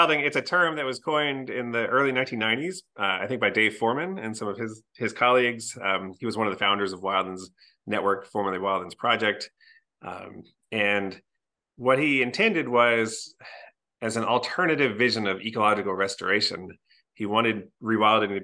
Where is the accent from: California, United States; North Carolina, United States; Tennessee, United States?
North Carolina, United States; Cary; I grew up in Cary, a small suburb of Raleigh, the capital of North Carolina